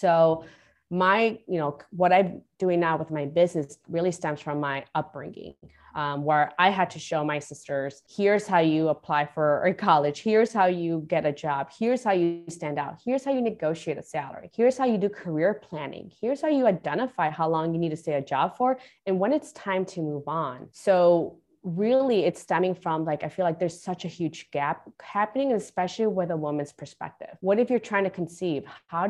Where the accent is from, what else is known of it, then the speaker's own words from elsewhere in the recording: Guatemala; born there; I was born in Guatemala and I came here. So I'm the first one in my family to graduate, you know, pretty much grammar school, let alone high school or bachelor's degree or getting a master's degree.